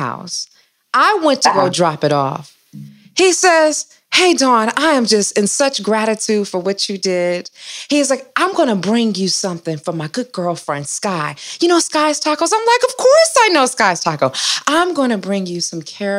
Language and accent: English; Detroit, Michigan, United States; We are two Midwest girls. I'm from Detroit